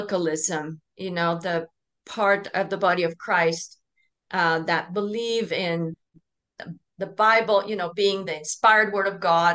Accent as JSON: {"language": "English", "country": "Norway", "said": "I'm from Norway"}